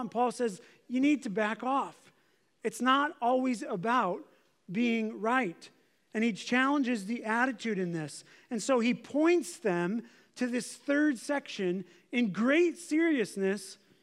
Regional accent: United States; As Americans

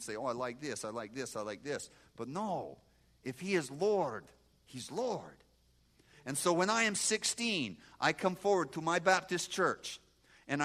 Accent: Moldova; moved away; I grew up in Moldova, and we are agriculture area

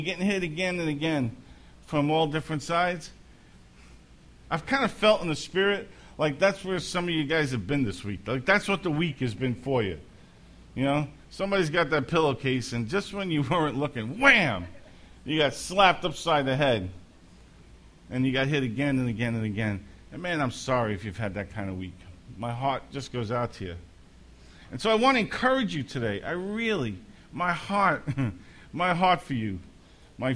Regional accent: New York City, New York, United States; growing up in Brooklyn, the three of us shared the same bedroom.

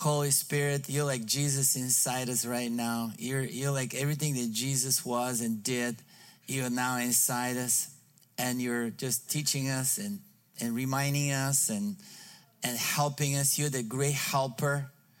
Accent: Bulgaria; English is a second language; moved away as an adult; now in United States; I was born in Bulgaria, raised in trained by the communists

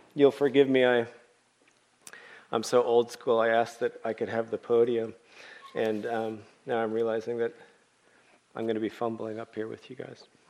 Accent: Oakland, California, United States; also born or lived in Berkeley / Tanzania; I was born in Berkeley, as Scott said and raised in Oakland

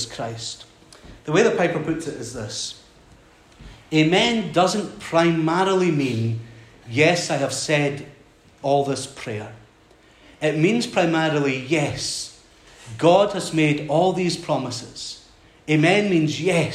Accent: Skye, Scotland, United Kingdom; moved away as an adult; also born or lived in Glasgow; I was brought up in Skye, and I came down to Glasgow to study

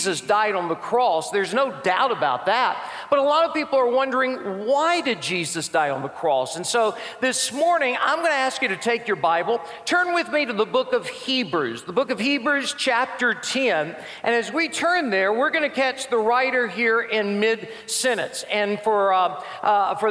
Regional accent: Birmingham, Alabama, United States; I'm an evangelist from Birmingham. Been here all my life. Love the state of Alabama.

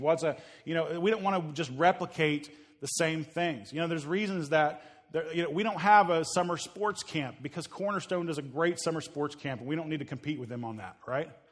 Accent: Midwest, Oklahoma area, United States; moved away; I grew up in the Midwest, uh, Oklahoma area

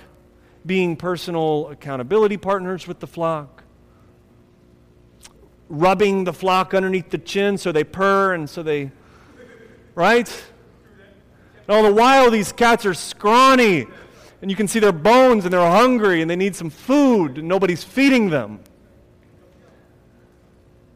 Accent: Akron, Ohio, United States; When I was growing up in Akron, Ohio

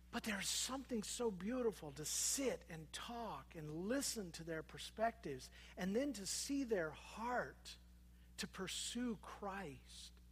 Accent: Minnesota, United States; born there; I was born in Minnesota, those terrible Minnesotans that look down on us Iowans.

